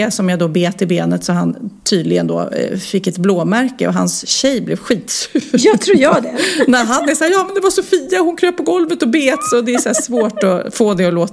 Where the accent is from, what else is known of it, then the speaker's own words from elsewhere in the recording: Luleå, Norrbotten County, Sweden; och, eh, vi kom från Luleå och inte var bortskämda alls med att träffa kändisar så ofta.